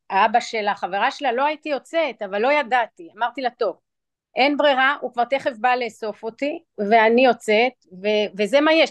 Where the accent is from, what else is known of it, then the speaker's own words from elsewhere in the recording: Israel; also born or lived in New York; ואני אציין שאני גדלתי גם בישראל וגם בניו יורק